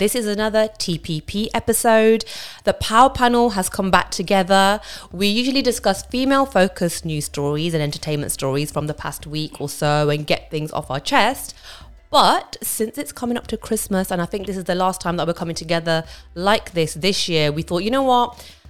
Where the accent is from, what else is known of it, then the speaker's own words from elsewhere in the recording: Coventry, West Midlands, United Kingdom; I'm from Coventry and that's where I'm from. Stop looking at my face. I know it's brown, I'm from Coventry.